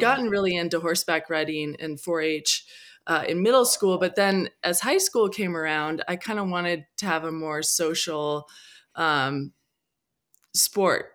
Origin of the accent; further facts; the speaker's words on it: Whidbey Island, Washington, United States; I grew up on Whidbey Island